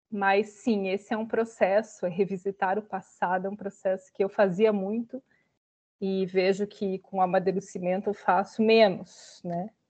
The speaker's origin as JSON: {"language": "Portuguese", "region": "Santa Catarina", "country": "Brazil", "moved": "yes", "said": "sou do interior de Santa Catarina e apesar de ter saído de lá bem cedo, né?"}